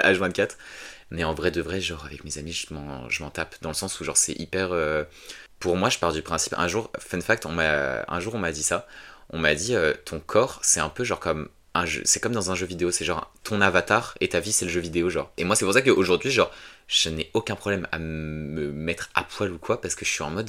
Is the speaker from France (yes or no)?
yes; a small village in the Paris suburbs, Île-de-France, France; je viens d'un petit village euh, que je vais taire parce que j'y habite toujours. ouais, dans un petit village en banlieue de Paris